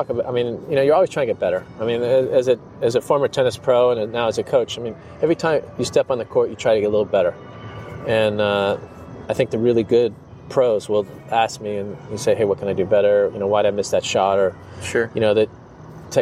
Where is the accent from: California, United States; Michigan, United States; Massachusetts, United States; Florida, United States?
California, United States; Southern; as a kid growing up in Southern California